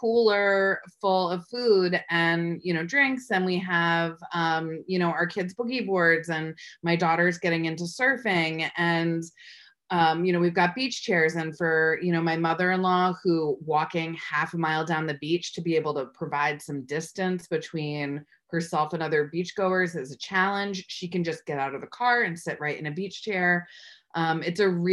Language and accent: English; Springs, New York, United States; I grew up in Springs and, you know, an East Hampton High School graduate